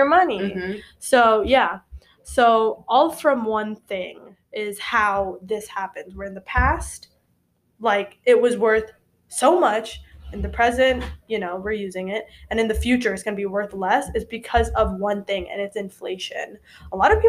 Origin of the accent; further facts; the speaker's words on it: Indonesia; now in United States; I'm from Indonesia